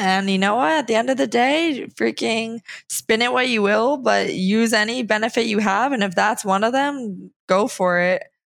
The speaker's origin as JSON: {"language": "English", "region": "New Jersey", "country": "United States", "said": "because I'm from New Jersey."}